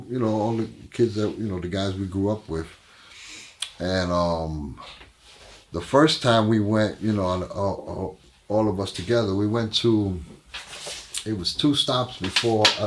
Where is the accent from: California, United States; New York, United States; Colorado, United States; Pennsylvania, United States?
New York, United States; New York City; also born or lived in Hell's Kitchen / Puerto Rico; I lived there till I was 5 years old. From there, we moved up to Spanish Harlem.